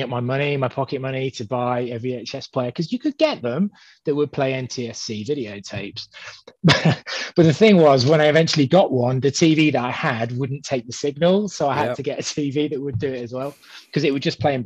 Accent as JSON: {"language": "English", "country": "United Kingdom", "said": "being British"}